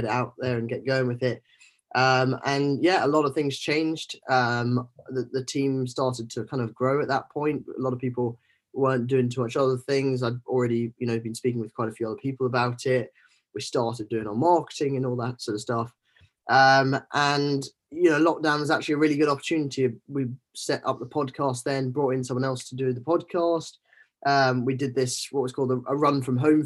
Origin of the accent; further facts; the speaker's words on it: Scotland, United Kingdom; moved away as an adult; growing up in Scotland